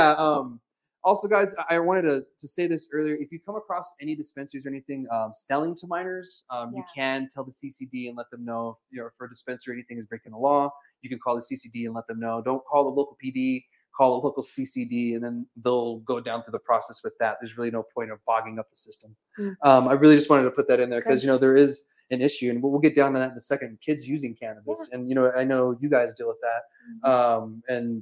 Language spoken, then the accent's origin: English; Alamogordo, New Mexico, United States; moved away as an adult; now in Las Cruces, United States; I grew up in Alamogordo